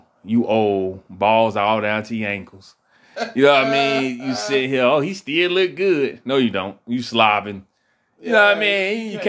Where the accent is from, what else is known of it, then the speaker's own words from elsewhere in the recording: Augusta, Georgia, United States; I'm from Apple Valley.